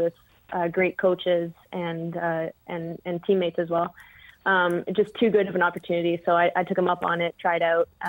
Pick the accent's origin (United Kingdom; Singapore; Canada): Canada; I grew up playing competitively in Canada